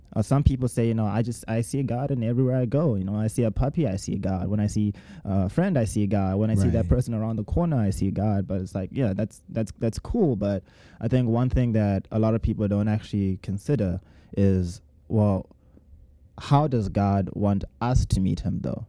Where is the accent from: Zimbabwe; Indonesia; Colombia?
Zimbabwe; moved away as an adult; now in United States; I'm from Zimbabwe, and I came here actually to study animation in the United States.